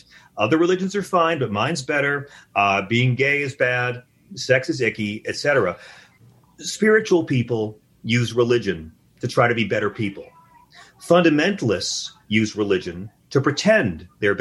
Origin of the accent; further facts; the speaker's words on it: Long Island, New York, United States; I'm from Long Island